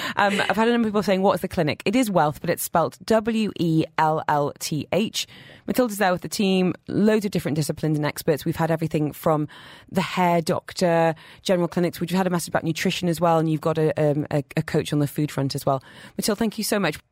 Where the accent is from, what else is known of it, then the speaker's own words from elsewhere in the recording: United Kingdom; I'm British